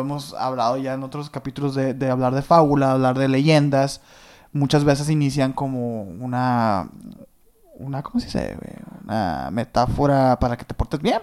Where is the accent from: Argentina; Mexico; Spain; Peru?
Mexico; northern Mexico